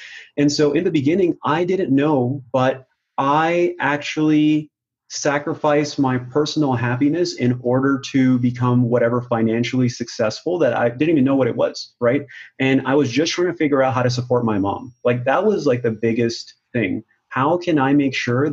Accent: Pakistan; moved away; I was born in Pakistan and that's how we were raised

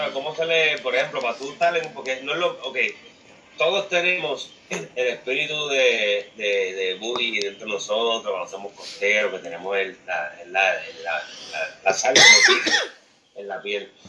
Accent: Carolina, Puerto Rico; yo, yo soy de Carolina, yo crecí

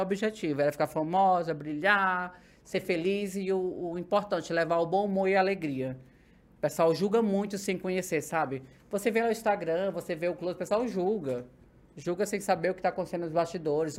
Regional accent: Ceará, Brazil; now in São Paulo, Brazil; sou natural do Ceará, hum. nordestina

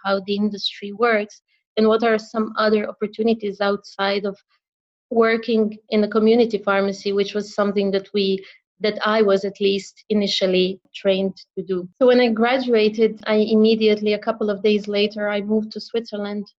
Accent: Croatia; moved away; back in my home country in Croatia

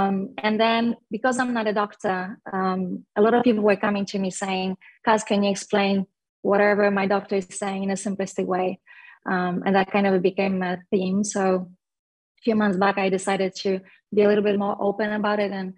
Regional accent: Poland; now in Singapore; So also as a fellow Eastern Bloc person, I was born in Poland, made in Poland, and formed in Poland. All the way four countries later and two continents, I'm in Singapore for the last 10 years.

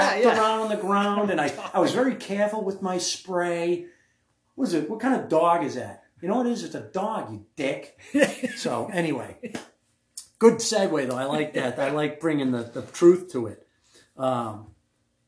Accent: Grafton, Massachusetts, United States; I grew up in Grafton

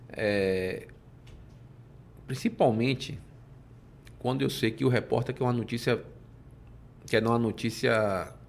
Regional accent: Salvador, Bahia, Brazil; Eu aqui nasci, cresci, vivo em Salvador, quero morrer aqui e é, Salvador para mim é tudo.

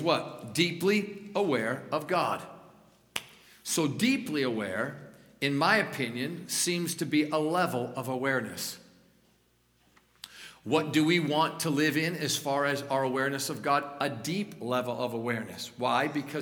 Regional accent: Niagara Falls, New York, United States; moved away; also born or lived in Colorado; I'm a New Yorker. I grew up in Western New York, Niagara Falls, north of Niagara Falls

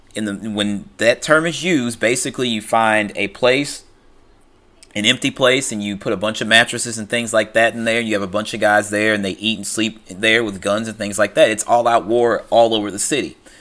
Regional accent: St. Louis, Missouri, United States; I'm from Saint Louis, Missouri.

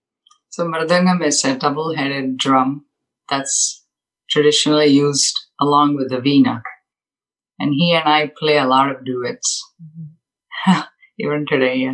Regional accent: Mysore, Karnataka, India; moved away; also born or lived in Bangalore; I grew up in Mysore. It's a small town in southern India, and Bangalore.

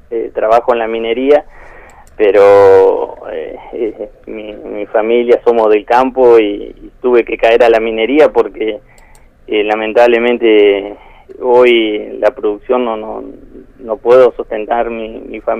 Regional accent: Chubut, Argentina; nosotros venimos de Chubut, que allá veníamos con otra cultura, lo que es la ganadería, y acá en Santa Cruz nos encontramos con, con otra con otro panorama

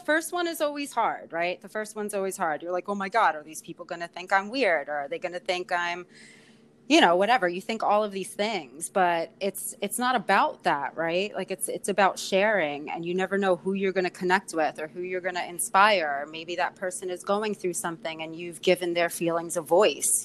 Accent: New York City, New York, United States; also born or lived in Ireland; born and raised in Queens in Astoria

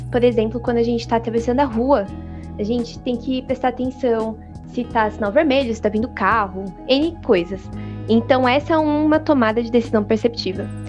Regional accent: São Paulo, Brazil; Eu sou de São Mateus, Zona Leste, periferia de São

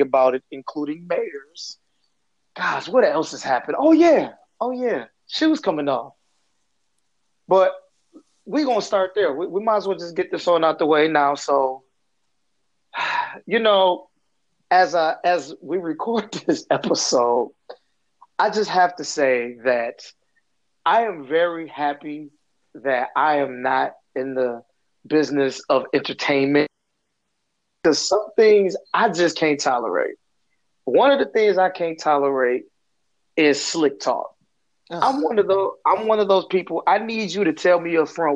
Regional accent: Flint, Michigan, United States; I'm from Flint, Michigan

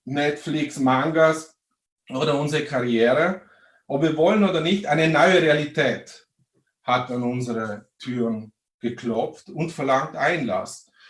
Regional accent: Vorarlberg, Austria; Vielleicht hört man es, ich komme aus Vorarlberg, auch dort wurde der 1. Mai 1890 das erste Mal begangen.

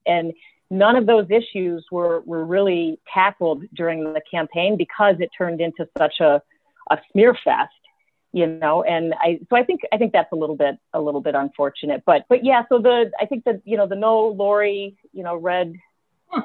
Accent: Lake Forest, United States; I'm from Lake Forest. You know, from Lake Forest.

